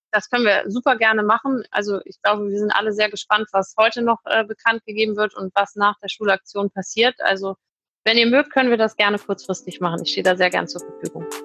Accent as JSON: {"language": "German", "region": "Hamburg", "country": "Germany", "moved": "as an adult", "lives_now": "Düsseldorf, Germany", "said": "Ich komme aus Hamburg ursprünglich"}